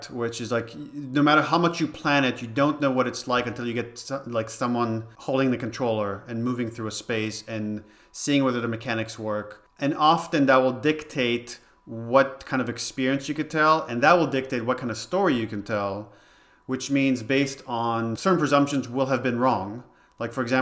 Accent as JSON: {"language": "English", "country": "Israel", "tie": "born or raised there", "second_language": "English", "moved": "yes", "lives_now": "United States", "said": "I grew up in Israel and my brother was into video games"}